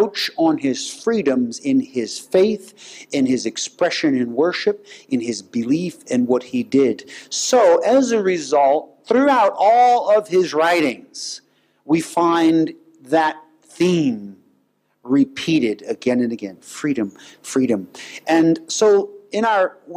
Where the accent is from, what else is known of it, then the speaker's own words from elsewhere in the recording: United States; I'm an American